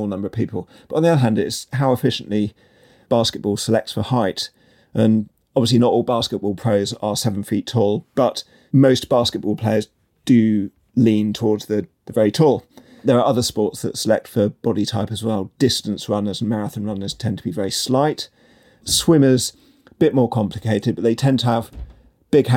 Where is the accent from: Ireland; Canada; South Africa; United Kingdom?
United Kingdom; also born or lived in Japan; growing up in Britain